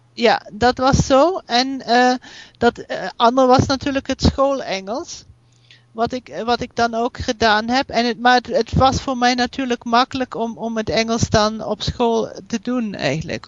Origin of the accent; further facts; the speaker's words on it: Germany; accent: German; Dutch is a second language; also born or lived in United States; je merkt wel dat ik uit Duitsland kom.